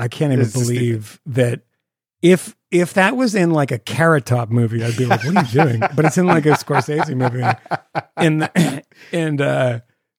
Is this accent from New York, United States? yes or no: no; Massachusetts, United States; my hometown